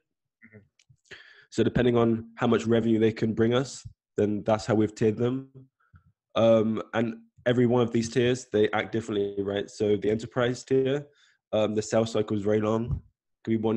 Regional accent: South West England, United Kingdom; moved away; I'm originally from England, Southwest, like a small town that no one's probably heard of before

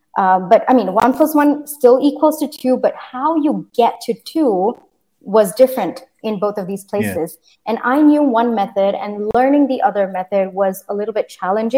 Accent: India; also born or lived in Singapore; an Indian citizen. So I would consider myself an Indian, yes.

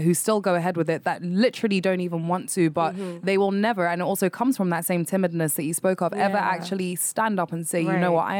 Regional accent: Ibadan, Oyo, Nigeria; In my hometown.

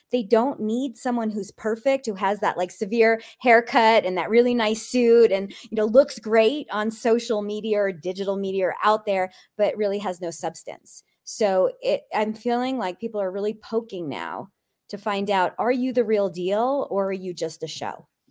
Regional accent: East Coast, United States; I grew up in the East Coast

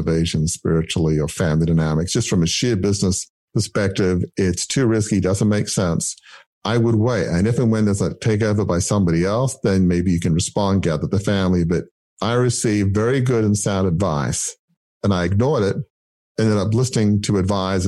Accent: Australia; I grew up in the 70s. And so like a lot of Australians at the time

